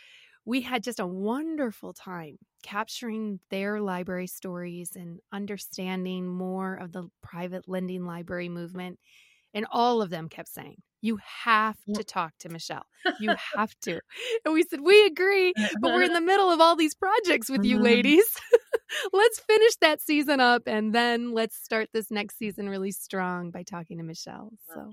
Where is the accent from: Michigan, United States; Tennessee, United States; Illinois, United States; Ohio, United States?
Michigan, United States; Menominee; also born or lived in Green Bay, Wisconsin; Now I'm a Youper.